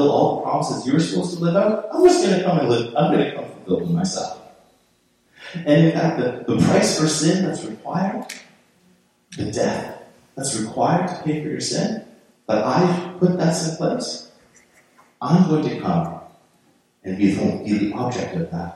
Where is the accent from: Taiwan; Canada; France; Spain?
Canada; I'm just Canadian